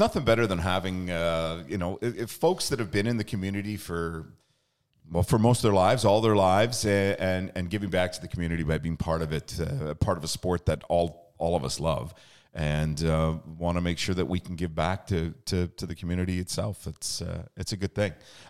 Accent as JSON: {"language": "English", "region": "British Columbia", "country": "Canada", "tie": "born or raised there", "said": "I remember that when I was younger, growing up in the Lower Mainland, it was definitely ride your bike to the park to play"}